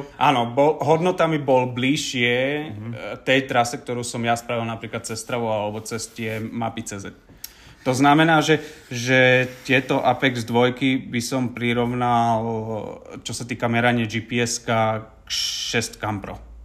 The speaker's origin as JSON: {"language": "Slovak", "region": "Záhorie", "country": "Slovakia", "said": "u nás na Záhory"}